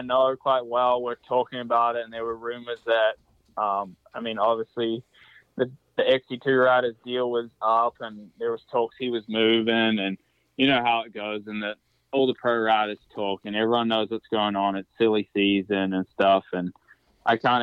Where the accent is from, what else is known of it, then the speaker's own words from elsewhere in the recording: New Zealand; also born or lived in Florida / South Carolina; now in United States; I came from New Zealand